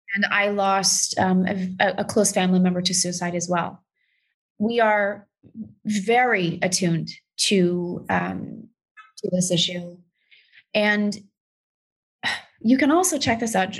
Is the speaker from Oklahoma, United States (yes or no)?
no; Texas, United States; i'm from texas it is a very specific, it's hard R's